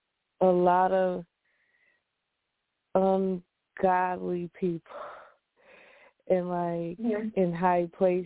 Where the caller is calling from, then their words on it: Syracuse, New York, United States; calling from Syracuse.